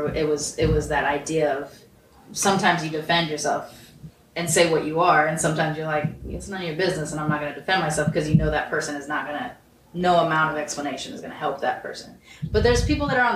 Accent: Long Beach, California, United States; Long Beach

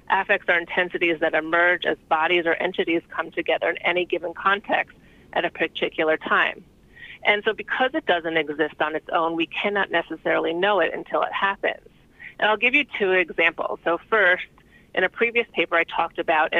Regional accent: New York City, New York, United States; I'm from New York City.

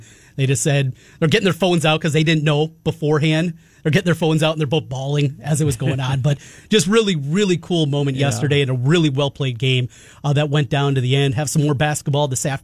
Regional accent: Osage, Iowa, United States; my cousin, who's a month younger than me, we grew up together, same class growing up in Osage

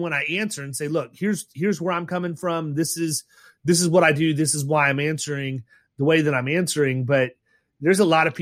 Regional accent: Ohio, United States; moved away; I was born in Ohio

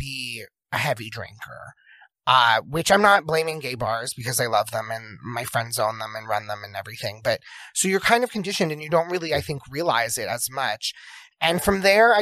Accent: Jersey Shore, New Jersey, United States; moved away as an adult; also born or lived in Philadelphia, United States; I'm from the Jersey Shore

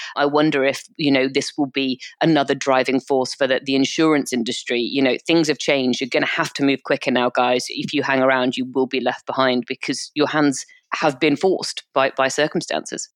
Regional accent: United Kingdom; we're British

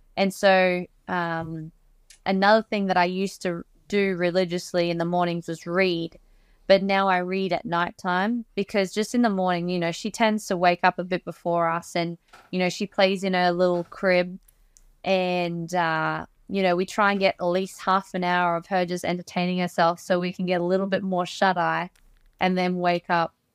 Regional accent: Australia; growing up in Australia

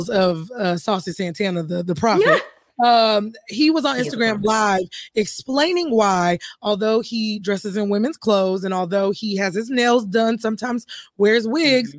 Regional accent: Deep South, United States; I grew up in the Deep South, being gay, being queer, being bisexual

